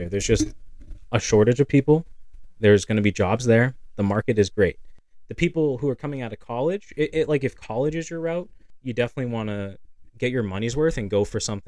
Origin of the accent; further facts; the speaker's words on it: Lynn, Massachusetts, United States; moved away as an adult; now in Nashua, United States; we're from Lynn. There's Lynn Tech